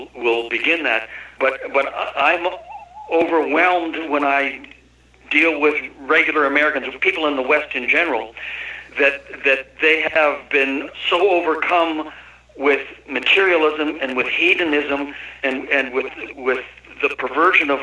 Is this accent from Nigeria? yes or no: no; Canada; moved away as an adult; now in United States; I'm a Canuck. I'm from the deep south of the Great North